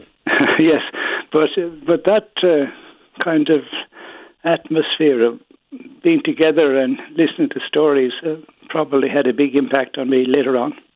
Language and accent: English; Killarney, Munster, Ireland; also born or lived in Fossa / Beaufort Bridge; now in Dublin, Ireland; I was born in Grenifus Killarney and I now live in Baldoyle, Dublin.